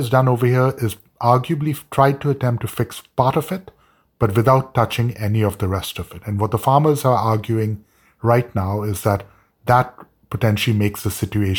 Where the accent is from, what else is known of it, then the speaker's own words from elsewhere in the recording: India; I joke when I teach at Georgetown with my students that as an Indian